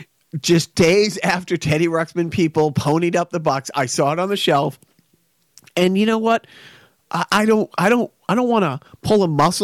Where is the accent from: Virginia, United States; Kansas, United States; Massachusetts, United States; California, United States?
Massachusetts, United States; Wilmington; I grew up in Wilmington.